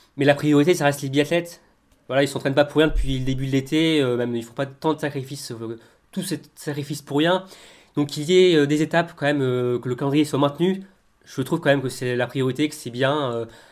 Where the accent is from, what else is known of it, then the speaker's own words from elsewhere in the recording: France; nous sommes français